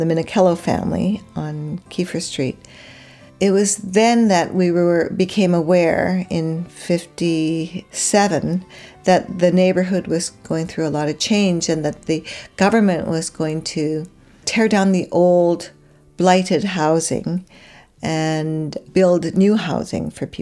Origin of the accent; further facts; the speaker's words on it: Vancouver, British Columbia, Canada; I grew up in Strathcona